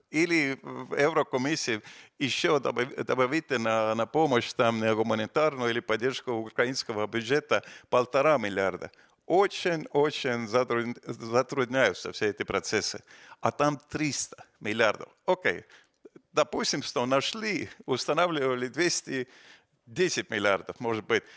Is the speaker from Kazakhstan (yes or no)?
no; Estonia; мы из Эстонии, из, из, из э, балтийских стран